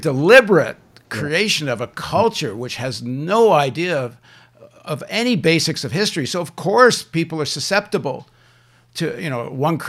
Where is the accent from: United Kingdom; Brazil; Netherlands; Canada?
Canada; now in Brooklyn, United States; they asked me, where are you from? And I said, from Canada.